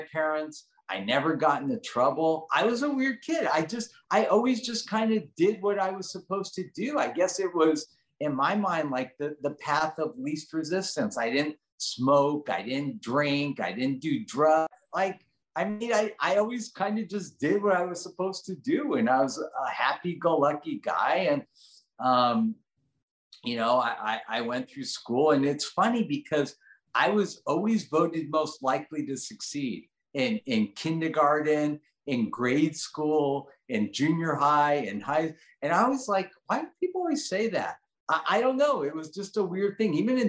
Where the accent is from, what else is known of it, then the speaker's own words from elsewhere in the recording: Los Angeles, California, United States; also born or lived in Switzerland; I grew up in Granada Hills.